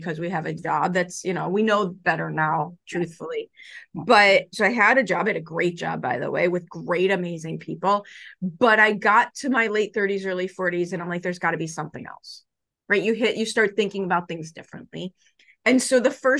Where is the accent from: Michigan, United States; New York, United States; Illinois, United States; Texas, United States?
Illinois, United States; Chicago; I grew up in Chicago